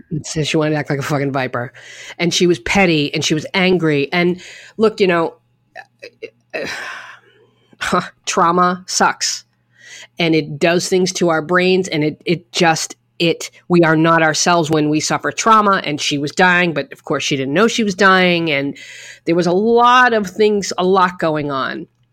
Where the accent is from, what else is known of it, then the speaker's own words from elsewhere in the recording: New England, United States; now in New York, United States; I'm from New England where it was snowstorm, snowstorm.